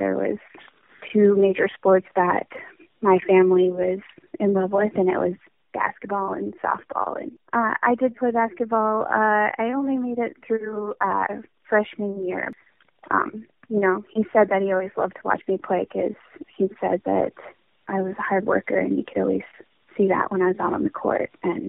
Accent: Williston, North Dakota, United States; born there; I was born in Williston, North Dakota.

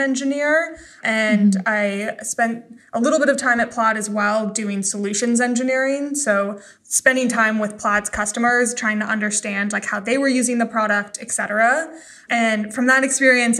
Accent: Idaho, United States; I grew up in Idaho.

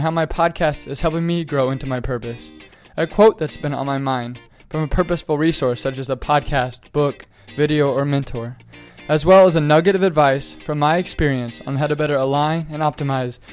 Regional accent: Topeka, Kansas, United States; my hometown of Topeka, Kansas

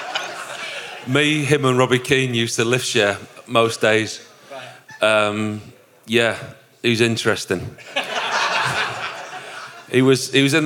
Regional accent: Yorkshire and the Humber, United Kingdom; accent: broad Yorkshire; my broad Yorkshire accent

